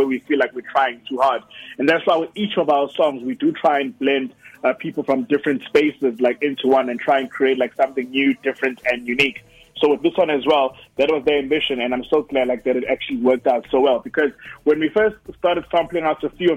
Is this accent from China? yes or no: no; Durban, KwaZulu-Natal, South Africa; growing up in Durban, like in Montclair in Durban